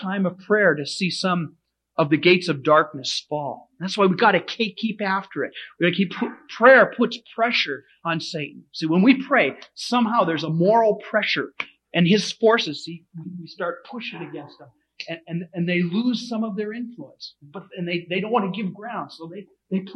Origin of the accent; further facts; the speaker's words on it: United States; we as American Christians